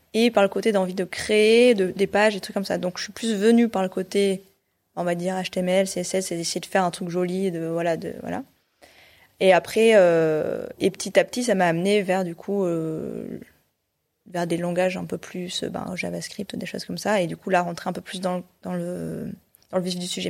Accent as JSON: {"language": "French", "town": "Clermont-Ferrand", "region": "Auvergne-Rhône-Alpes", "country": "France", "tie": "born or raised there", "also_born_or_lived": "Paris / Brest / Rennes", "moved": "as an adult", "said": "Alors moi, j'ai grandi en Auvergne, à Clermont-Ferrand. Donc en gros, j'ai fait toute ma scolarité là-bas"}